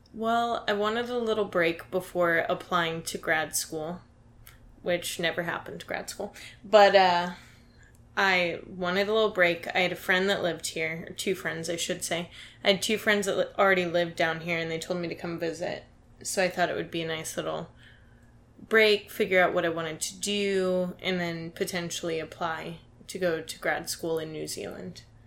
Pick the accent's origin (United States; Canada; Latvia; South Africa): United States; Dayton, Ohio; I'm from Dayton, Ohio